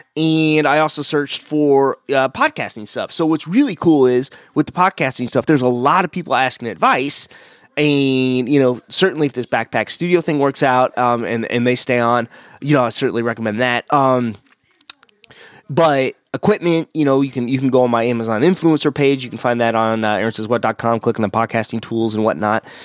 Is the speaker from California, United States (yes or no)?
no; Missouri, United States; I'm from Missouri